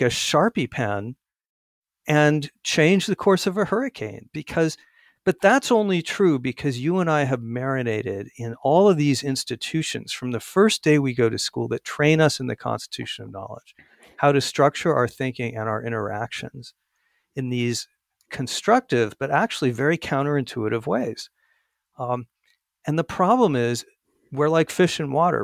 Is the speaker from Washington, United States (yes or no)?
no; Arizona, United States; my home state of Arizona